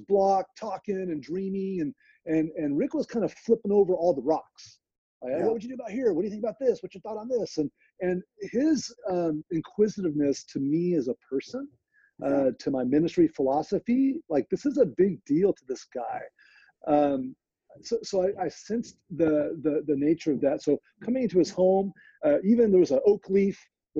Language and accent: English; California, United States; No way, I'm from Central Valley, California.